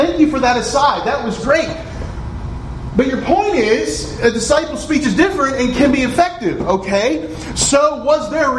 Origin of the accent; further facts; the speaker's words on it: West Virginia, United States; Now, where I'm from West Virginia. You've heard all the jokes. But I don't sound like I'm from West Virginia, do I? I don't have a twang